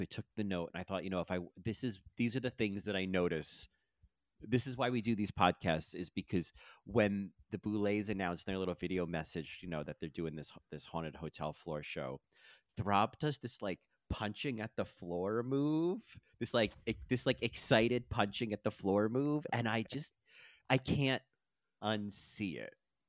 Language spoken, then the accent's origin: English; New Jersey, United States; I grew up in New Jersey.